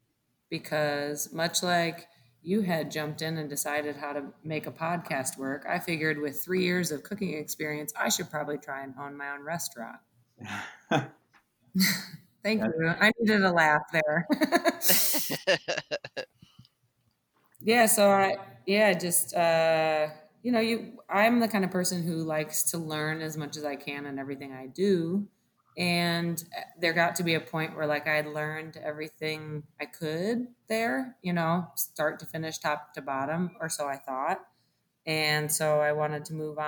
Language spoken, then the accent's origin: English; Detroit, Michigan, United States; moved away as an adult; also born or lived in Dominican Republic; now in Milwaukee, United States; I'm from Detroit originally, but was in the Dominican.